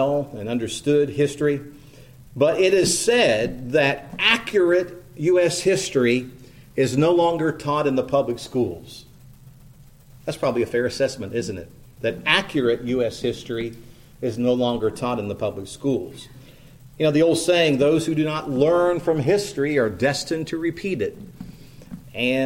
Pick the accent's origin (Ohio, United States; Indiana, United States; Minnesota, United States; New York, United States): Indiana, United States; East Central; also born or lived in Henry County, Indiana; growing up in East Central Indiana, I was thinking about the little school out in the country I attended for elementary school